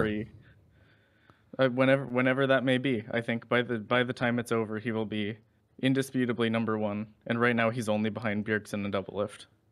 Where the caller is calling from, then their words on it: Vancouver, British Columbia, Canada; I'm calling from Vancouver, B C, Canada.